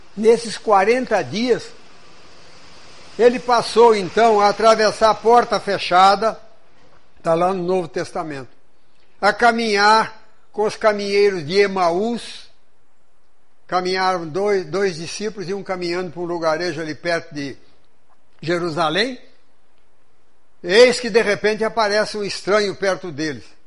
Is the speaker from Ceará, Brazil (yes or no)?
no; interior of São Paulo state, Brazil; now in Juiz de Fora, Brazil; Mas eu estudei num colégio protestante, irmão do Grambi daqui de Juiz de Fora, lá no interior do estado de São Paulo.